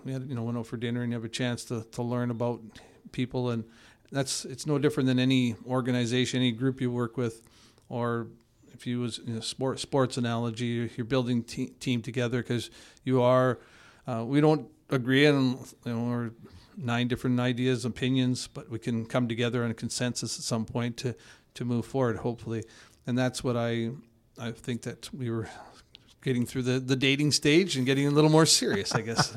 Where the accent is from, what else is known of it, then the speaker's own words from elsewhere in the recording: Edmonton, Alberta, Canada; now in Kelowna, Canada; I grew up in Edmonton